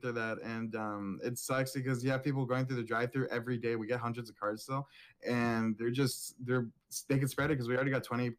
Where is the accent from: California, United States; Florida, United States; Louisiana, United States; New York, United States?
California, United States; I'm Californian.